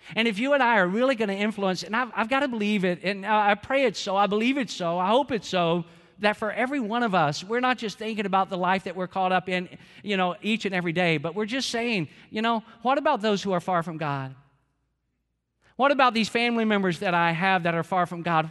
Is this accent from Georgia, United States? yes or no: yes; Georgia, United States; I'm from Georgia